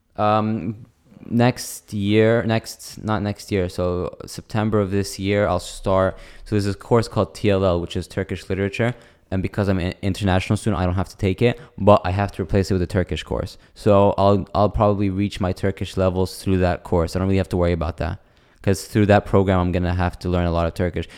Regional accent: United States; accent: white accent; moved away; I have a very, like, white accent. Like, I don't even tell people I'm Arab anymore. I just say I'm American, and if they get some Palestinian, I'll just say, yeah, my mom's Palestinian.

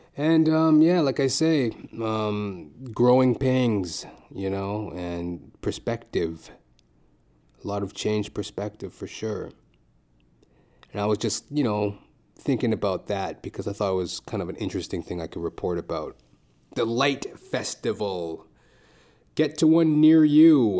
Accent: Trinidad & Tobago; we're Trinidadian.

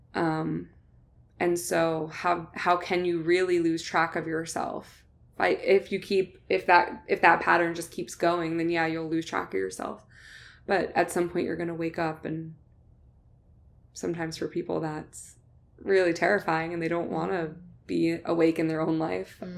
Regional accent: New Jersey, United States; I'm, I'm from New Jersey

